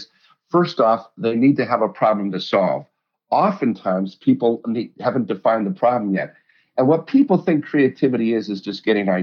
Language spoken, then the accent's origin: English; Colorado, United States; I grew up in Colorado